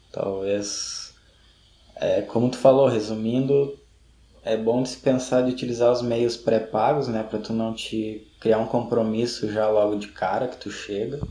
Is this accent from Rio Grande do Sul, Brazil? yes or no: yes; Gaúcho, Rio Grande do Sul, Brazil; a gente é gaúcho, talvez não seja um parâmetro muito bom, mas a gente tem invernos é, rigorosos